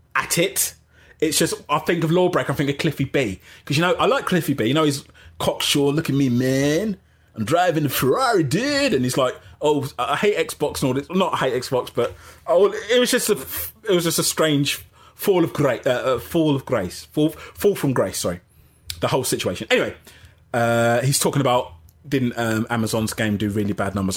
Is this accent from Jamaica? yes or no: yes; Jamaica; I'm Jamaican